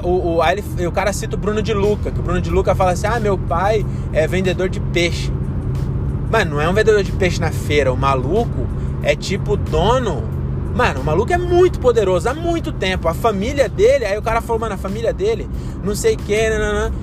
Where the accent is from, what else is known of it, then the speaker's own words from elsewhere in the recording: Francisco Morato, São Paulo, Brazil; Eu não vim da favela, sou de Morato, é, de um bairro que, que teve as. Quer dizer, depois dos meus 12 anos tinha asfalto. Mas até os 12 não tinha asfalto